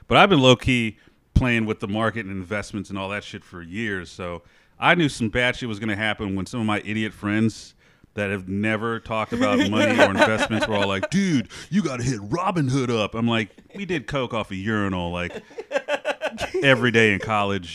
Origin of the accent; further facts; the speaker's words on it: Memphis, Tennessee, United States; I grew up in Memphis, Tennessee